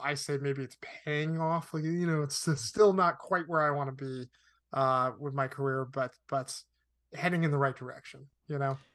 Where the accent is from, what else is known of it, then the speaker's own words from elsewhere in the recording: Connecticut, United States; moved away as an adult; also born or lived in Arizona; now in Los Angeles, United States; I grew up in Connecticut.